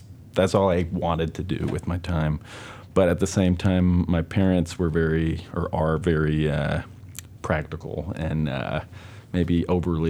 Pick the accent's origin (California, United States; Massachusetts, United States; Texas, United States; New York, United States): New York, United States; New York City; I grew up on the Upper West Side, which my parents moved to in the 70s